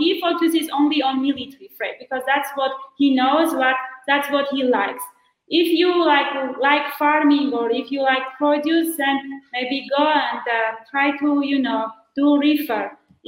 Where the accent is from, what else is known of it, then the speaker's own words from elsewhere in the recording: Armenia; also born or lived in United States; I am joining you from Armenia. So I came here to open my agency